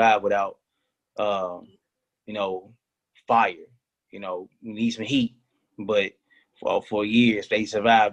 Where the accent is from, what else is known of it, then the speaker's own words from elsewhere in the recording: Memphis, Tennessee, United States; I'm from the hood and I'm from Memphis, Tennessee